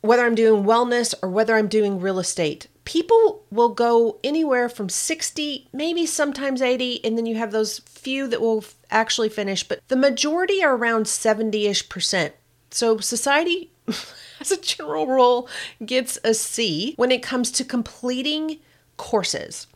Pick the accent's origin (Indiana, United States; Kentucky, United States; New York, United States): Kentucky, United States; accent: Kentucky; my little Kentucky accent